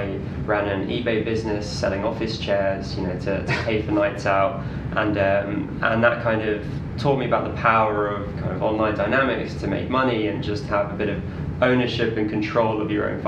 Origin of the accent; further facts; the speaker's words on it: London, United Kingdom; also born or lived in Leeds; I grew up in Northwest London